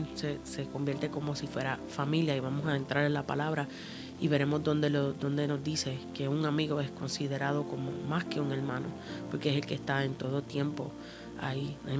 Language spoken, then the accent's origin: Spanish; Puerto Rico; also born or lived in Cuba; yo soy eh, puertorriqueña, eh, mitad cubana